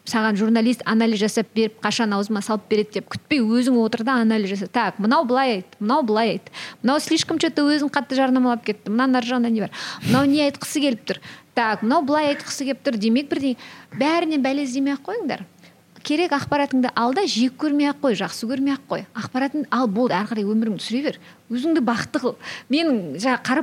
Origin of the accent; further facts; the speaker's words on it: Kyzylorda Region, Kazakhstan; first language Kazakh; мен мысалы кәдімгі қазақтың қызымын кішкентай қызылордадағы ыыы шет ауданда туып өскен қарапай мектепте оқыған қызбын